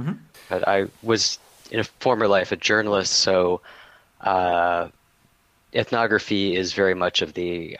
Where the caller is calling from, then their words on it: Oakland, California, United States; Oakland, California.